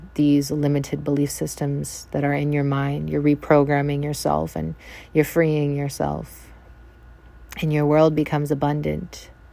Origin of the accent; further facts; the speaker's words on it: Vancouver Island, British Columbia, Canada; moved away as an adult; also born or lived in North America; I am from Vancouver Island, Canada.